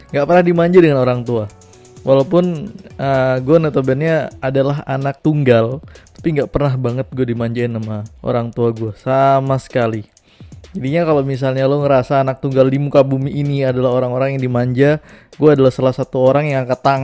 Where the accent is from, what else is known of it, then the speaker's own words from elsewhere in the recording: West Nusa Tenggara, Indonesia; yang ada di Lombok ya di Nusa Tenggara Barat karena gue besarnya di Lombok